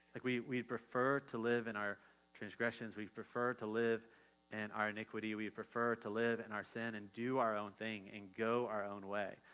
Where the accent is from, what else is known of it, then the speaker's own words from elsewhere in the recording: Dayton, Ohio, United States; I'm from Ohio. I'm from Dayton, so like we're all about the Wright brothers